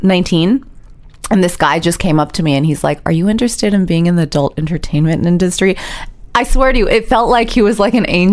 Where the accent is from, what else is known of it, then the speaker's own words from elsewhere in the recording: New York City, New York, United States; I grew up in New York City